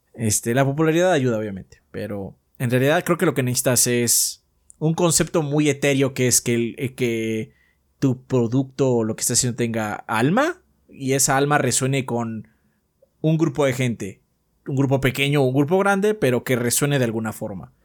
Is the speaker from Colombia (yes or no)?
no; Mexico; soy mexicano